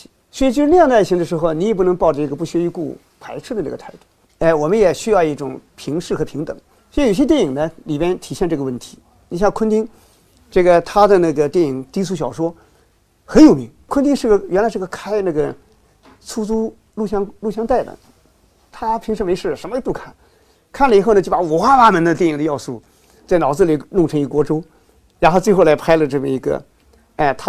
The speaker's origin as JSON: {"language": "Chinese", "country": "China", "said": "从我们中国人来说，我们是个道德社会，我们总是想政治正确、道德正确，方方面面都正确。"}